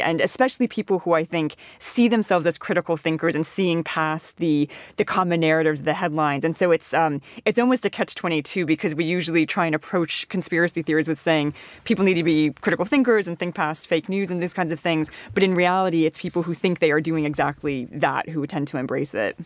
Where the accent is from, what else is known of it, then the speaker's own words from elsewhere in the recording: Washington, District of Columbia, United States; moved away; I come from Washington, D C